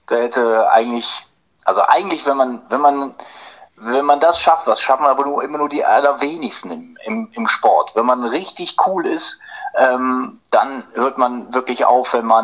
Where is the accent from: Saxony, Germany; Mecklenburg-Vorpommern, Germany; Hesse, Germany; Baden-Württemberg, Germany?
Hesse, Germany; Korbach; den damals äh, viel größeren Club in, in meiner Heimatstadt Korbach, den SV 09 Korbach